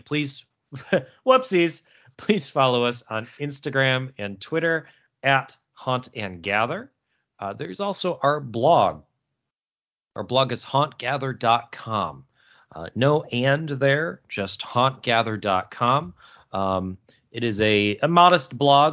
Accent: Syracuse, New York, United States; That is the Syracuse, New York, uh, area code, my hometown, uh, where I was born and raised.

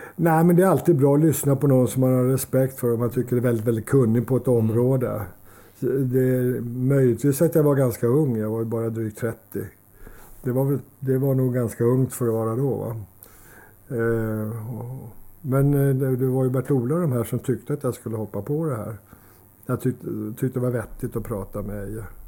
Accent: Solna, Stockholm County, Sweden; Jag är uppvuxen i Solna

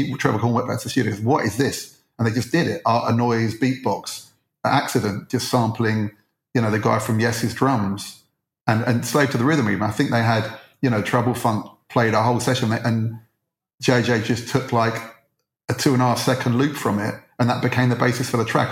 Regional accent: Edgware, London, United Kingdom; I grew up in Edgware

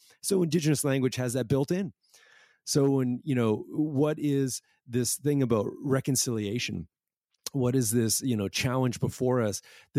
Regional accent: Toronto, Ontario, Canada; oh, that's where I'm from. I'm from Toronto.

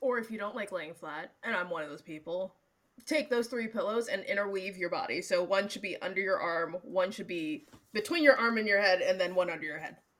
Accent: Seattle, Washington, United States; I'm from Seattle

